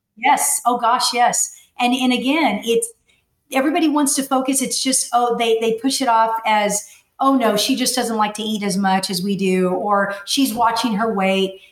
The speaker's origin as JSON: {"language": "English", "town": "McAllen", "region": "Texas", "country": "United States", "tie": "born or raised there", "said": "I was born and raised in McAllen, Texas"}